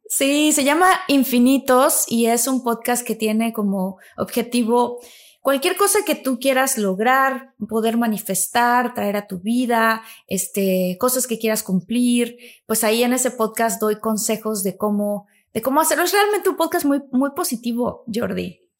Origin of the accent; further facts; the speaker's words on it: Tabasco, Mexico; moved away; como soy tabasqueña, pues igual allá el calorcito es